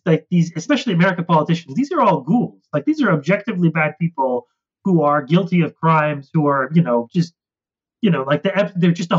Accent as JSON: {"language": "English", "country": "Canada", "also_born_or_lived": "United States", "said": "as a Canadian."}